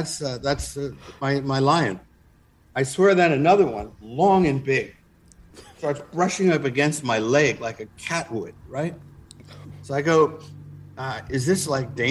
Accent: Newark, New Jersey, United States; I come from Newark, New Jersey

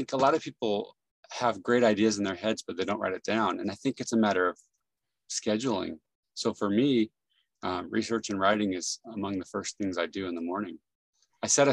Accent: San Jose, California, United States; now in Salt Lake City, United States; I grew up in San Jose, California

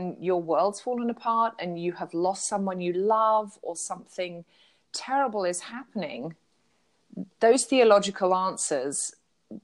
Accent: United Kingdom; I'm a Brit.

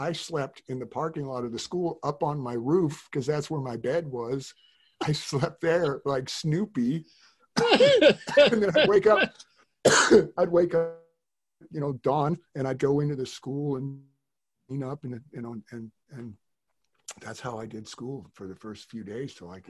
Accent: Tahoe, United States; born there; also born or lived in Reno; And I was working in this warehouse and up in Reno, where I was born in Tahoe. So my dad always lived in Reno or Tahoe.

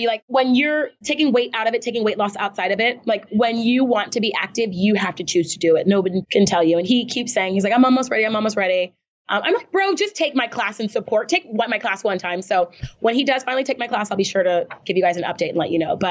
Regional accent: Texas, United States; moved away as an adult; I was born in Texas

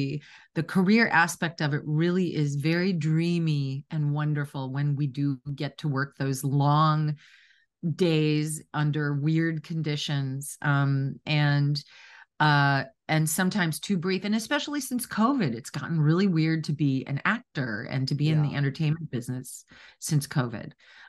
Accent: Wisconsin, United States; I was raised in Wisconsin in a real working class family. No one had gone to college in my immediate family.

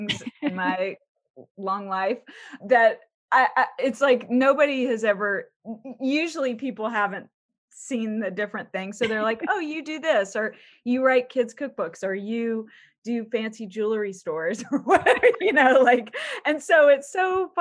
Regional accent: Baton Rouge, Louisiana, United States; moved away as an adult; also born or lived in New Orleans; now in Los Angeles, United States; My family's from New Orleans, but I grew up in Baton Rouge, and I came very far west to Los Angeles to go to CalArts such a long time ago

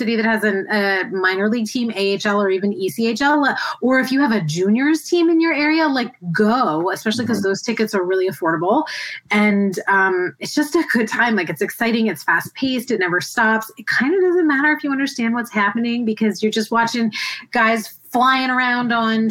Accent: Tampa, Florida, United States; I grew up in the Tampa area

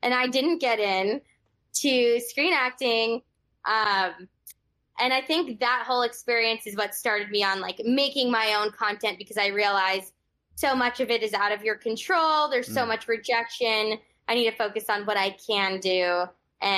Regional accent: Los Angeles, California, United States; I'm a Valley girl from Los Angeles. Grew up in Encino

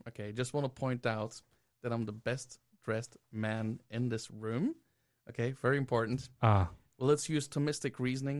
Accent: Belgium; moved away; I'm originally from Belgium.

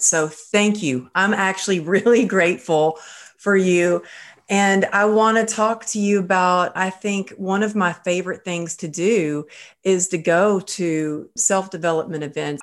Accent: Texas, United States; now in Woodland Hills, United States; I'm originally from Texas

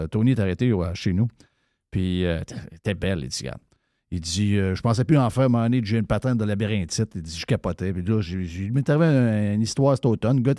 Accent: Chicoutimi-Nord, Quebec, Canada; Et puis moi, là, je viens de Chicoutimi-Nord.

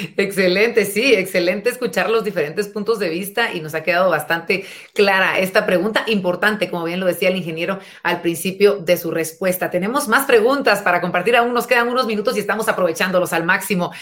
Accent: Guatemala

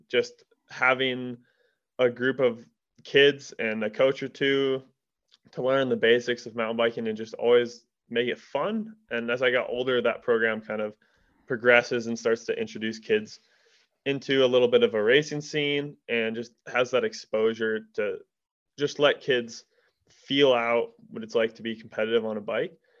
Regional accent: Durango, Colorado, United States; am born and raised in Durango, Colorado

